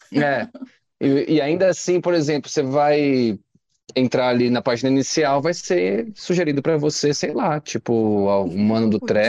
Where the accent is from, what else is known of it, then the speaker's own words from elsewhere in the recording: Itanhaém, São Paulo, Brazil; Eu sou de Itanhaém, é litoral